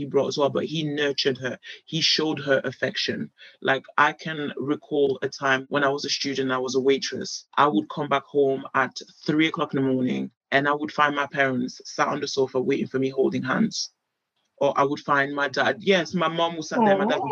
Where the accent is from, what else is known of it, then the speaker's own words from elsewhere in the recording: United Kingdom; I grew up in Europe, I'm a British girl